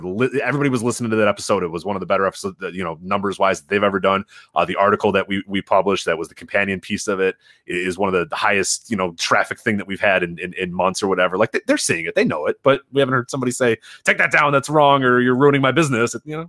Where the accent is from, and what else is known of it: United States